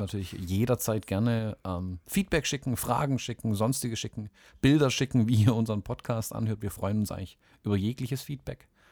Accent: Swabia, Baden-Württemberg, Germany; also born or lived in Southern United States; als Schwabe

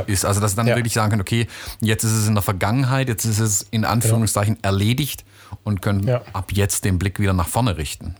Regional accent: United States; now in Germany; in meine Heimat, in die USA

